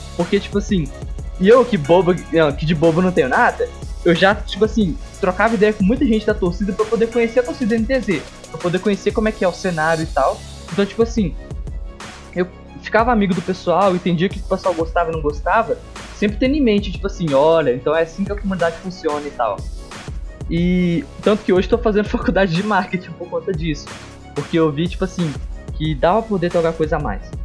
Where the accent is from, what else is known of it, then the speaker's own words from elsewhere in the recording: Minas Gerais, Brazil; disputei Campeonato Mineiro, eu sou de Minas.